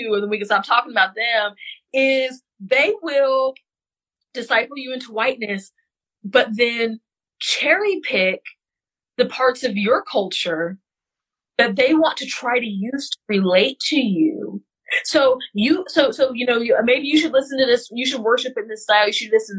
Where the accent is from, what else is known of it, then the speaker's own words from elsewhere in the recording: West Central Missouri, United States; I am from West Central Missouri. We do not talk like that there.